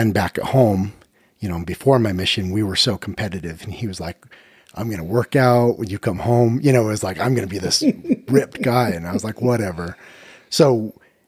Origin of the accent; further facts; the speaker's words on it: Sandy, Utah, United States; I'm from Sandy, Utah